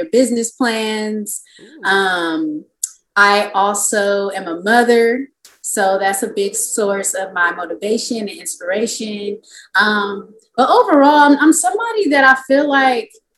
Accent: Vallejo, California, United States; moved away as an adult; now in Oakland, United States; I'm from Vallejo. I've lived in Oakland

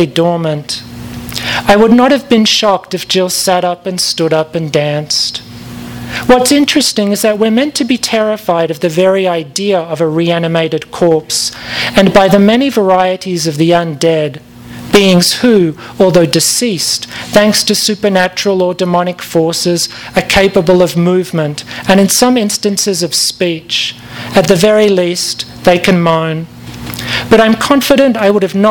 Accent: Perth, Western Australia, Australia; moved away as an adult; also born or lived in London, United Kingdom; now in Los Angeles, United States; I left Perth in 1994. I'm from Perth in Western Australia, and then I moved to London, and then I moved here.

